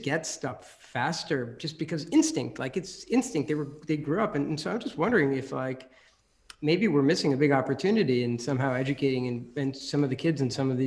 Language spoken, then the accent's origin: English; New Jersey, United States; moved away as an adult; also born or lived in New York / Wisconsin; I grew up in New Jersey